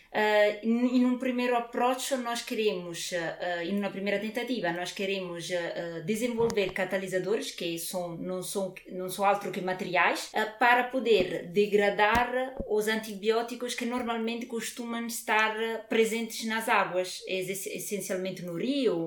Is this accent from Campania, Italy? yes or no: yes; near Naples, Campania, Italy; Portuguese is a second language; moved away as an adult; now in Coimbra, Portugal; eu sou, sou originária de Nápoles, de, de uma cidade perto de Nápoles, e tive toda a vida na Itália, praticamente